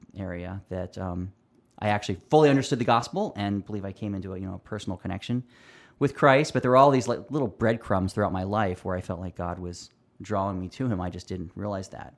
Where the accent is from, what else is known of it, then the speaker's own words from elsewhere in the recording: Pennsylvania, United States; also born or lived in California; now in Roseville, United States; moved me out of my beloved California to Pennsylvania. And so I grew up mostly in Pennsylvania, but I would spend my summers in California